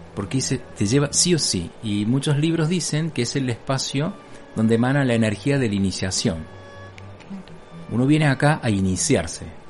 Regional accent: Bell Ville, Córdoba, Argentina; now in Capilla del Monte, Argentina; de la ciudad de Belville, que es mi pueblo natal

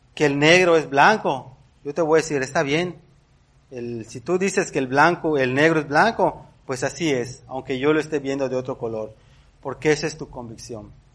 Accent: Mexico; somos mexicanos

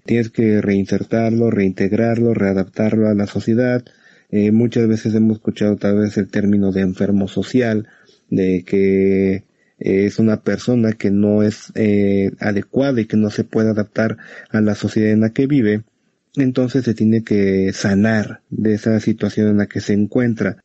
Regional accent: Mexico; aquí en México

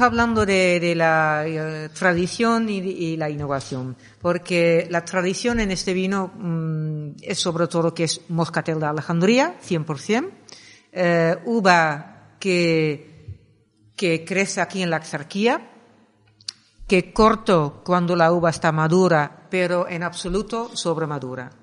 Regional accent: Netherlands; Spanish is a second language; moved away as an adult; also born or lived in Axarquía, Málaga, Spain; now in Málaga, Spain; soy de Holanda. Llevo 26 años viviendo aquí

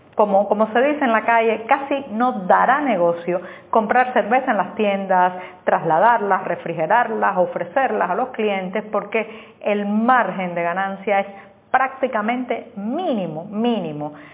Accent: Cuba; en una sociedad como la cubana, donde estamos tan vigilados, tan observados

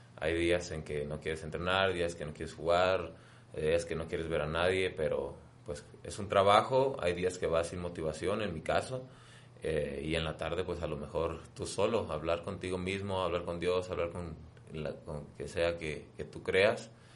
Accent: La Paz, Baja California Sur, Mexico; yo soy de La Paz, Baja California

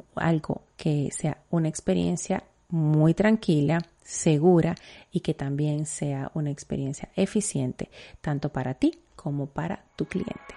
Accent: Dominican Republic; en mi país, en República Dominicana

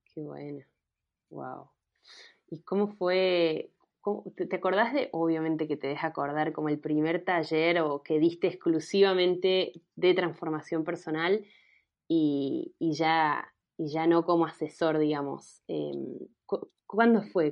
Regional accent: Mendoza, Argentina; now in Córdoba, Argentina; yo soy de Mendoza, pero vivo en Córdoba

